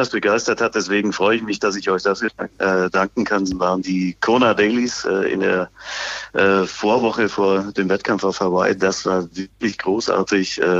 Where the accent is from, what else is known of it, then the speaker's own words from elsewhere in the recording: Bavaria, Germany; born there; Nein, äh, ich bin gebürtiger Bayer und deswegen bin ich weniger